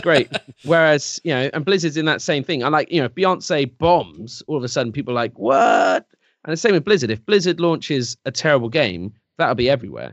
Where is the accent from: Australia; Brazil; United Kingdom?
United Kingdom; England; I'm English